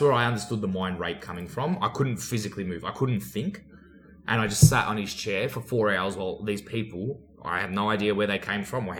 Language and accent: English; Australia; accent: Aussie; where are you from? I said, Australia.